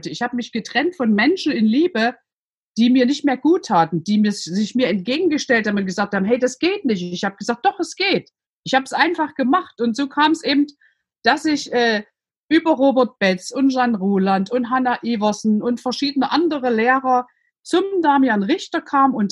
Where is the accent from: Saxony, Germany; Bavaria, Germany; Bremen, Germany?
Saxony, Germany; Man hört es, ich bin aus Sachsen, ich bin in der DDR groß geworden